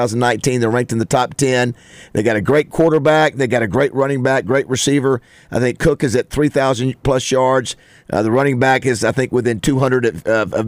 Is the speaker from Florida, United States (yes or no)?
yes; Florida, United States; moved away; I was from Florida